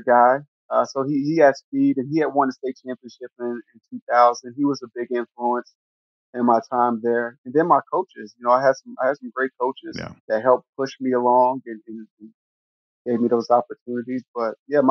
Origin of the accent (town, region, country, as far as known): Georgia, United States; born or raised there; moved away as an adult; also born or lived in Green Bay, Wisconsin